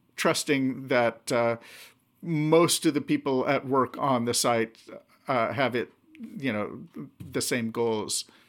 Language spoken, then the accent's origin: English; Anchorage, Alaska, United States; also born or lived in Seattle area, Washington; we moved up to Alaska when I was seven. And, uh, yeah, so, uh, um, most of my childhood memories growing up, um, are from there.